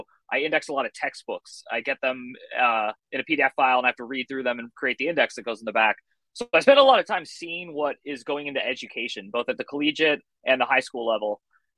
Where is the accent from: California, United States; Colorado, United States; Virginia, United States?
California, United States; now in Phoenix, United States; I'm a 41-year-old writer located in Phoenix, Arizona. I'm originally from the Bay Area of California, and I've lived all over the country. I've lived in like 9 or 10 different states.